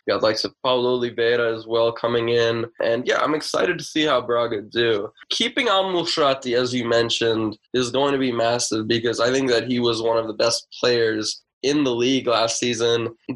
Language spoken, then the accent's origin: English; United States; as an American